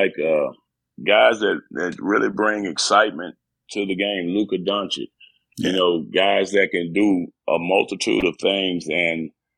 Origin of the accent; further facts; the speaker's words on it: Texas, United States; I'm from Texas.